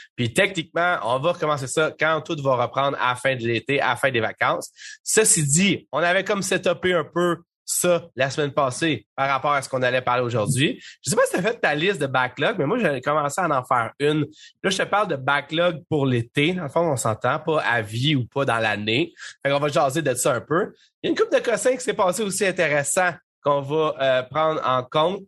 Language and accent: French; Saint-Jérôme, Quebec, Canada; je viens de Saint-Jérôme, dans le fond, puis Saint-Jérôme, en 1995-2000, il y avait une place qui s'appelait le cyber-image